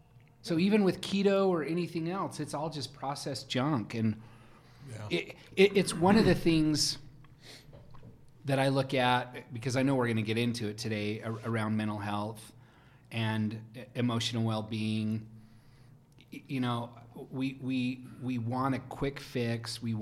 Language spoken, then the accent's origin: English; Rexburg, Idaho, United States; also born or lived in Jerome, Idaho / Pocatello, Idaho; now in Utah, United States; But I was in Pocatello till I was 6 or 7. But I was raised in Rexburg, Idaho, of all places. So where BYU Idaho is now. It used to be called Ricks.